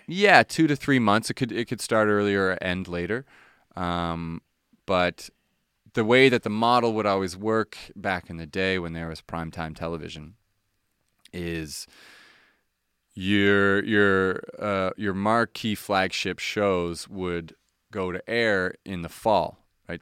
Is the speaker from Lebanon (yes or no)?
no; Halifax, Nova Scotia, Canada; moved away; I'm from Halifax